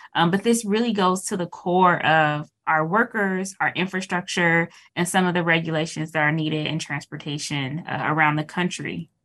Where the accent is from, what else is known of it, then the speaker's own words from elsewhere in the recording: Dayton, Ohio, United States; closer to my hometown, Dayton